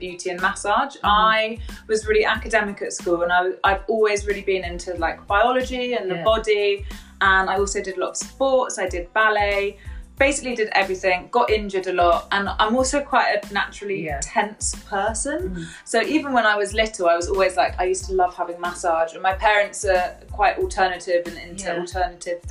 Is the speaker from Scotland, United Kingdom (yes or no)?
no; Bristol, South West England, United Kingdom; also born or lived in Bath; I grew up in Bristol, and I usually live in Bristol, but my parents live in Bath